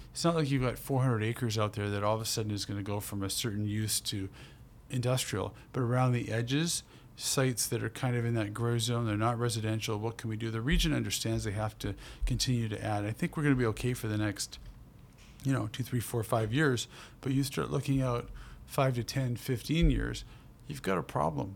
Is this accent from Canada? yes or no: yes; Burnaby, British Columbia, Canada; also born or lived in Port Moody / Coquitlam; I grew up in Burnaby in a real mixed neighborhood